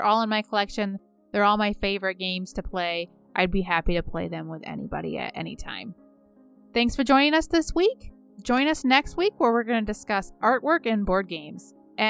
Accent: Michigan, United States; And almost everybody in my life, we're from Michigan, we play a lot of euchre.

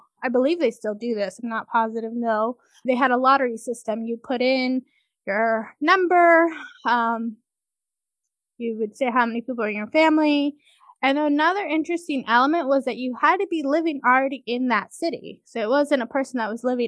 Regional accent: California, United States; moved away as an adult; also born or lived in Washington State; now in Washington, United States; I grew up in California, and then I came up to college at St. Martin's University in Washington State

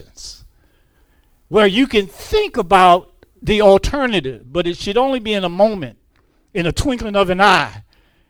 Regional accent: Detroit, Michigan, United States; moved away as an adult; now in North Carolina, United States; I am from here, Detroit, Michigan, born, raised, right, homegrown in the city.

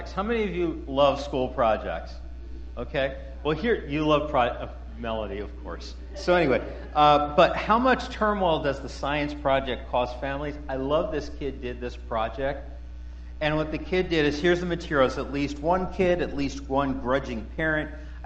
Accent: Philadelphia, Pennsylvania, United States; I grew up in Philadelphia, West Philadelphia, born and raised

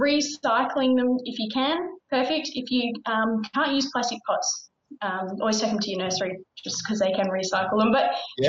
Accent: Victoria, Australia; I'm from Victoria

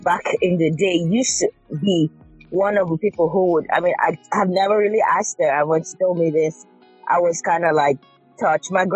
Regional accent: Cross River, Nigeria; moved away as an adult; also born or lived in Chicago, United States / Florida, United States; now in Louisville, United States; I was in Nigeria almost 20 years. So we, I think growing up in Nigeria, we have, my family's also were pretty close

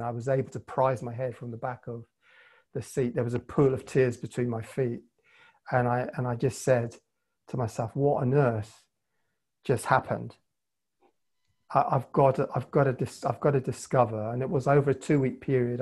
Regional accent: Cape Town, Western Cape, South Africa; also born or lived in London, England; now in Northern Ireland, United Kingdom; I was born in Cape Town

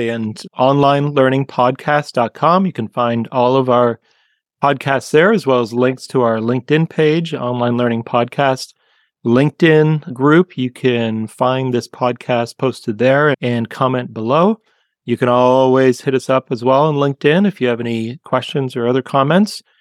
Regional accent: Canada; from growing up in Canada and getting to talk to somebody who sounds like lived just just a few minutes down the street from where I grew up and having that Canadian moment

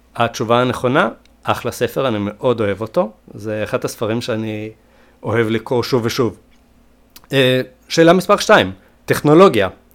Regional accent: Sweden; נולדתי בשוודיה

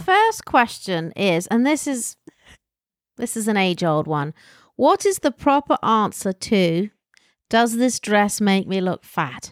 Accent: England, United Kingdom; from England

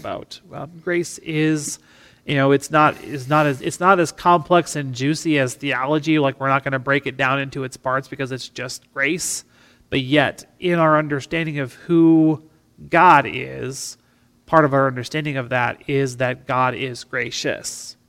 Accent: River Hills of South Dakota, United States; being a farm kid growing up in the River Hills of South Dakota

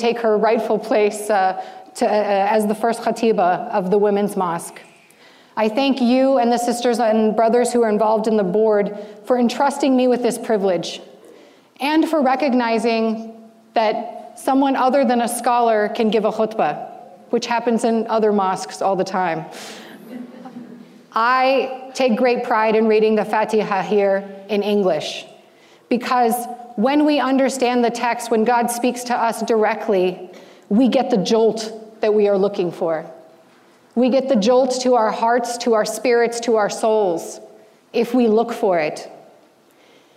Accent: United States; growing up as an American Muslim teenager

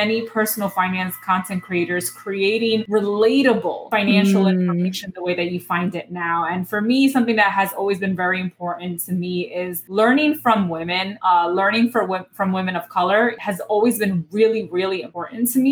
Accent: New York City, New York, United States; I was born and raised in the Bronx, New York

